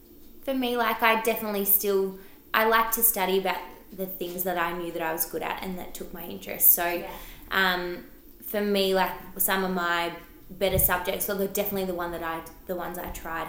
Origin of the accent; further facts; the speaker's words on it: Geelong, Victoria, Australia; also born or lived in Melbourne; I'm from Geelong. Been living in Geelong my whole life, really. I grew up in Belmont. I went to Belmont High, yep. High school, and I moved to Melbourne for about 3 years, once I turned 20, but then have moved back to Geelong